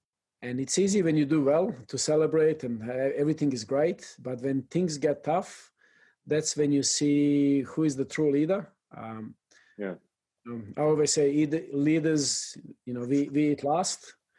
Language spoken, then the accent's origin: English; El Salvador; English is a second language; from El Salvador, and that hits you.